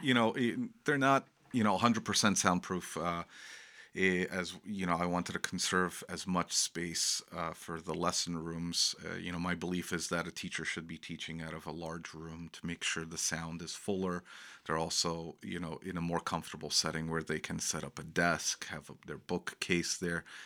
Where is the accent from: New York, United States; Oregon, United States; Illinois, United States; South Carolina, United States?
New York, United States; Long Island; moved away as an adult; now in Rock Island, United States; growing up on Long Island